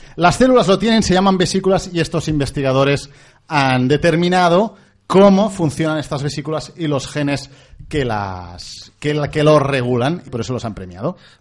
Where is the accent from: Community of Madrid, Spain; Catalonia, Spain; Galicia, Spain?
Catalonia, Spain; accent: Catalan; tenemos un poco de acento catalán